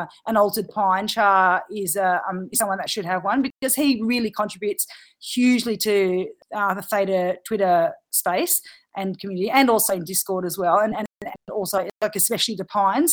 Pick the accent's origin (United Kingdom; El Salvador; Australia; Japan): Australia; I'm Australian